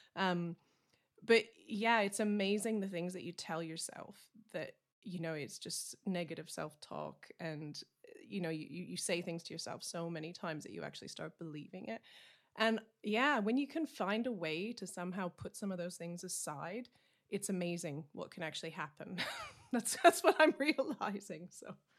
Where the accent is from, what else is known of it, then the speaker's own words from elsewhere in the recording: Canada; now in Essex, United Kingdom; I'm a Canadian country singer, songwriter. I'm based in Essex in the U K